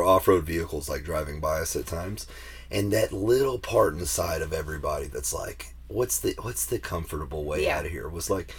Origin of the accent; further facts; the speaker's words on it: the South, United States; I'm from the South.